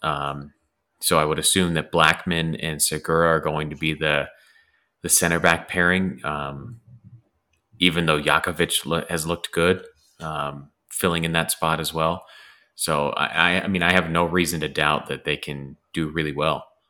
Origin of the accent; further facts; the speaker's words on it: Los Angeles, California, United States; moved away; also born or lived in Cleveland; I grew up in Los Angeles